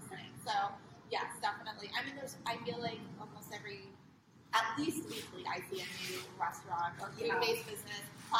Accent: New Jersey, United States; now in Costa Mesa, United States; And I'm from New Jersey.

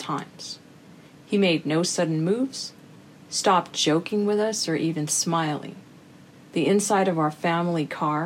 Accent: United States; as an American of Mexican descent, growing up with brothers

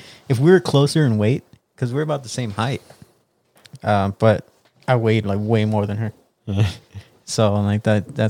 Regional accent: the Rio Grande Valley, Texas, United States; I mean, I'm from the Valley.

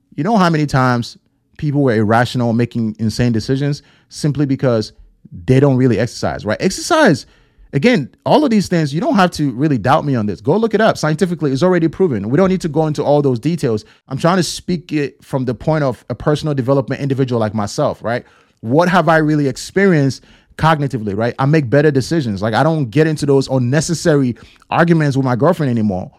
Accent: Ghana; born and raised in Ghana

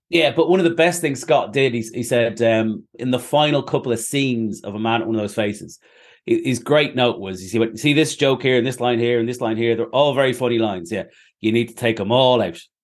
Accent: Ireland; now in Manchester, United Kingdom; I'm Irish.

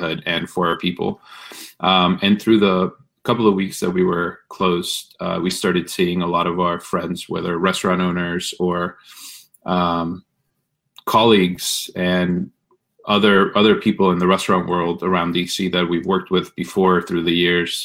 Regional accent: Ciudad Juárez, Chihuahua, Mexico; also born or lived in El Paso, Texas, United States; now in Washington, D.C., United States; I'm originally born and raised in Mexico, but did a lot of growing up in the border of El Paso, Texas, and Ciudad Juarez.

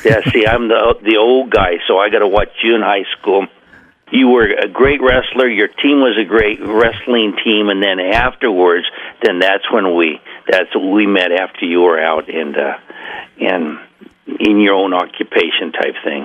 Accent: Coos Bay, Oregon, United States; also born or lived in Portland, Oregon; I grew up in Coos Bay.

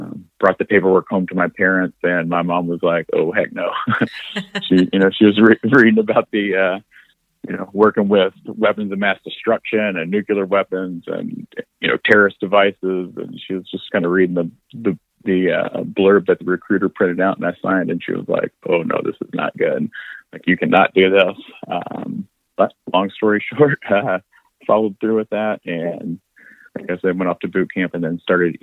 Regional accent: Lanesville, Indiana, United States; My town was called Lanesville, Indiana

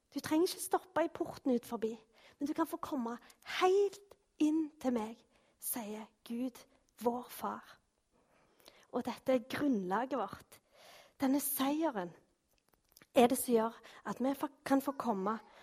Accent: Norway; vi er jo nordmenn

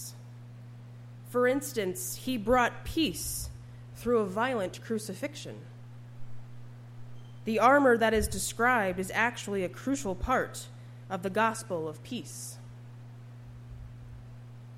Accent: Upper Peninsula, Michigan, United States; I was but a young maiden growing up in the Upper Peninsula

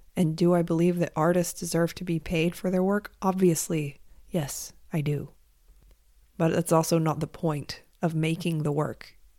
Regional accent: United States; I am an American, and I have lived soaked in capitalism my entire life

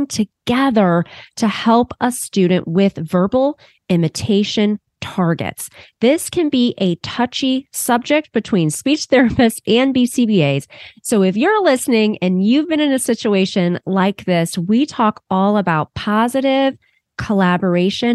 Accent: Ohio, United States; here in Ohio, which is my home state.

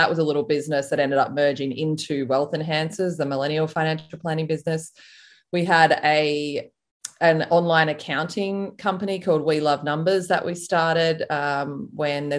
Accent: Melbourne, Victoria, Australia; moved away as an adult; also born or lived in Sydney / United States; I'm from Melbourne in Australia

